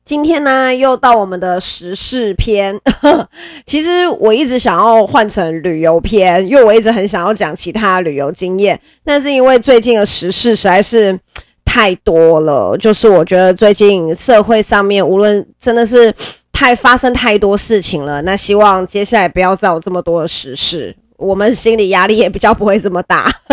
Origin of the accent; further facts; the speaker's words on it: Nantou County, Taiwan; now in Yilan, Taiwan; 在我的家乡南投。 ，因为我本身是南投人